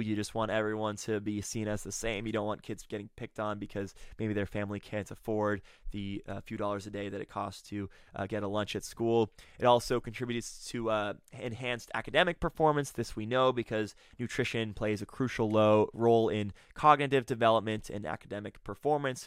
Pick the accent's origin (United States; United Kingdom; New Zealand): United States; Massachusetts; My home state of Massachusetts